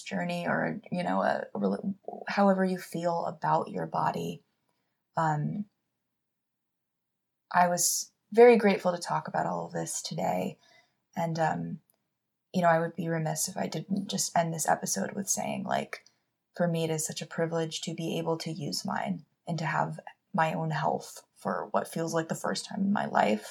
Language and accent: English; Los Angeles, California, United States; growing up in Hollywood